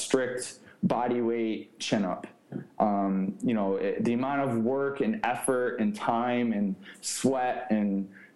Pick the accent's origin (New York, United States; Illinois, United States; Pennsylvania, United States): New York, United States; moved away; I finished my degree at Cortland State, which is again near my hometown in New York